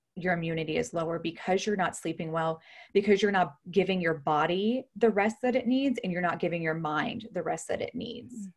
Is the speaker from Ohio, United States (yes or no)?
yes; Ohio, United States; moved away as an adult; also born or lived in Houston, Texas; I'm originally from Ohio. I'm actually now back in Ohio